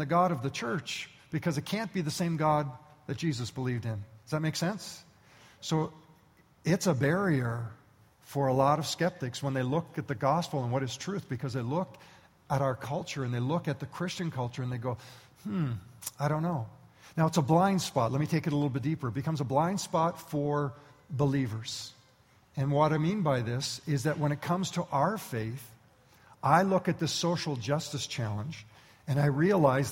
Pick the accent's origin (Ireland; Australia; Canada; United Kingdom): Canada; I was born and raised in Canada